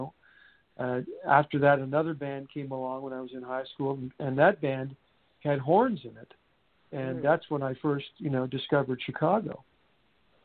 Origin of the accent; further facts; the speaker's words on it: Montreal, Quebec, Canada; originally from Montreal.